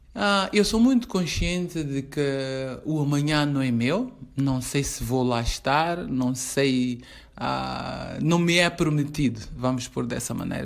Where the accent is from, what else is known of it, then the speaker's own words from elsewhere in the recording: Mozambique; sou moçambicana